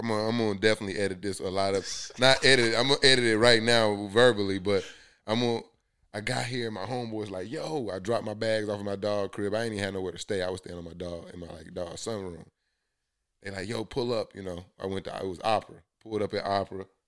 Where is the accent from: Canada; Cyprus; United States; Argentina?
United States; Columbus, Georgia; moved away as an adult; also born or lived in Tuskegee, Alabama; now in Atlanta, United States; I'm from the South, so, like, went to high school in Columbus, Georgia